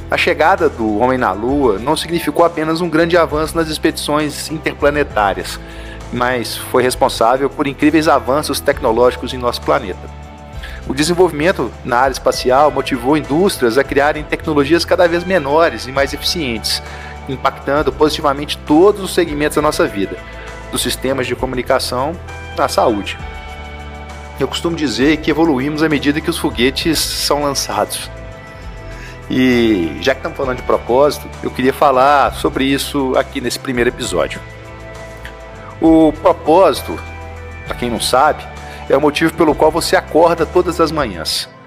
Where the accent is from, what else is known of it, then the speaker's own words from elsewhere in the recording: Minas Gerais, Brazil; Eu sou mineiro, como vocês já devem ter percebido aí pelo meu sotaque.